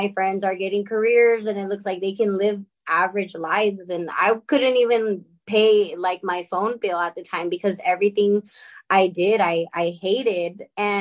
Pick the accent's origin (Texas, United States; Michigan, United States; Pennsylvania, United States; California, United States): California, United States; La Puente; So I'm from La Puente, California. I'm in a small little town called Bassett. To be very specific. So I grew up in LA, more like the IE area